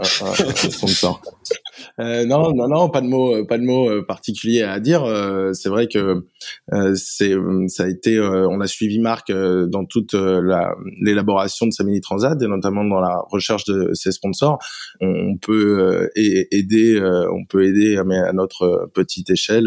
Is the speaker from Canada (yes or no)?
no; Paimpol, Brittany, France; je viens de Paimpol, en Bretagne Nord.